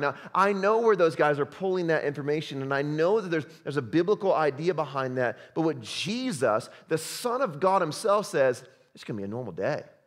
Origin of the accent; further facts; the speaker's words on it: Chicago, Illinois, United States; I'm from Chicago